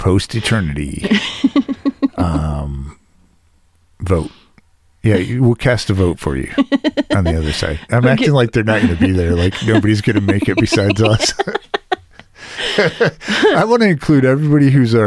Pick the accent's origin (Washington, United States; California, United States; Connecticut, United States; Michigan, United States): Michigan, United States; Detroit; I grew up in Detroit